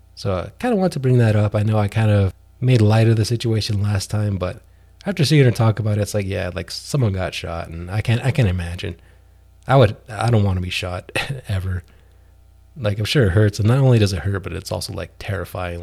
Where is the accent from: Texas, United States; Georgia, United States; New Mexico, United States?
New Mexico, United States; my home state of New Mexico